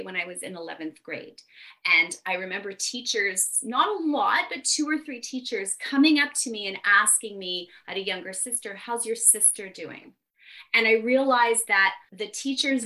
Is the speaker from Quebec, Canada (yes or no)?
yes; Montreal, Quebec, Canada; also born or lived in Ontario / Mississauga; I'm from the Montreal area of Quebec